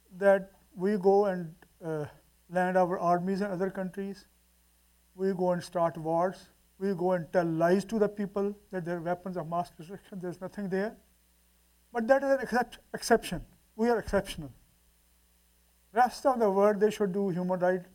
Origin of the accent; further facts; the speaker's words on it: Multan, Punjab, Pakistan; we went to Multan, my hometown.